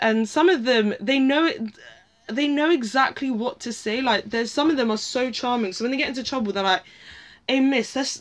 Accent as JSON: {"language": "English", "region": "London", "country": "United Kingdom", "tie": "born or raised there", "accent": "posh", "said": "I am born and bred in Northwest London, and not like Camden."}